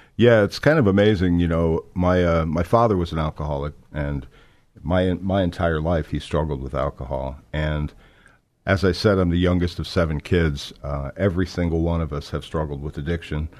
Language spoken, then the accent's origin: English; South Florida, United States; I was born in, uh, South Florida. I was born and raised there